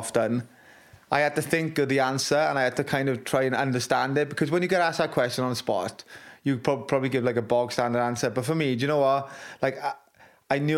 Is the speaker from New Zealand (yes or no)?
no; Wales, United Kingdom; my pride in being Welsh